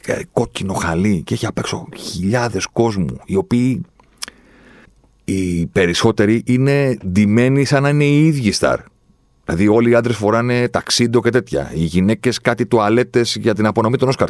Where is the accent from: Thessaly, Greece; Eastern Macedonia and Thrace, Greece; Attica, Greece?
Attica, Greece; Athens; εγώ είμαι από την Αθήνα